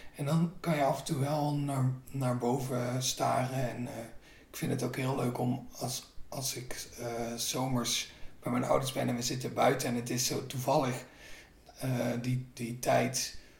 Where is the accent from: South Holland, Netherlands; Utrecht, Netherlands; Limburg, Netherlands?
Limburg, Netherlands; North; moved away; ik ben eens dus opgegroeid in Noord-Limburg, waar je heel veel glastuinbouw hebt